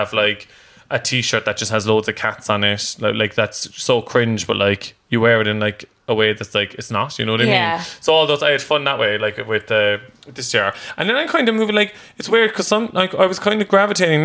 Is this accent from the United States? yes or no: no; Cork, Munster, Ireland; moved away; also born or lived in London; growing up in Cork before I even went to London